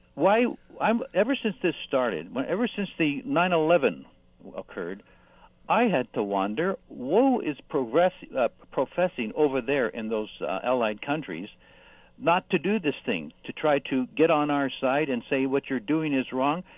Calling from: Hamilton, Ontario, Canada; I'm calling from, uh, Hamilton, Ancaster

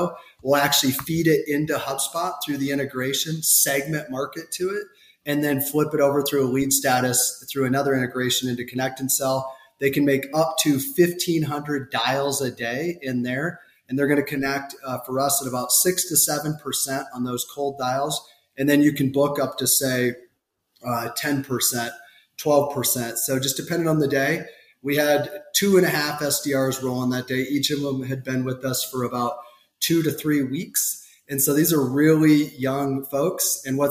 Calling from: Scottsdale, Arizona, United States; Today, I'm coming in from Scottsdale, Arizona.

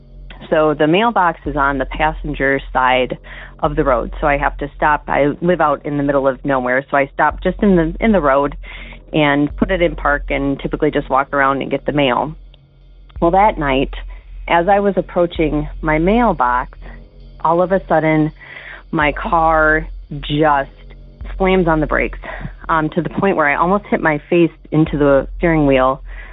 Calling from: Wisconsin, United States; Hey, Derek. I'm calling from Wisconsin, and I'm calling about something that had happened to me a couple of years ago.

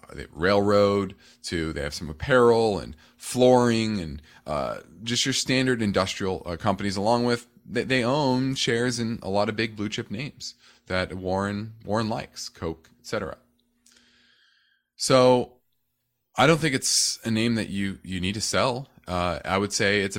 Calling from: North Carolina, United States; I'm from North Carolina.

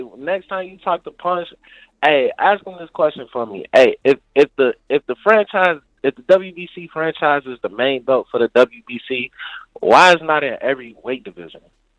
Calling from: Indiana, United States; Hey, I'm calling from Indiana.

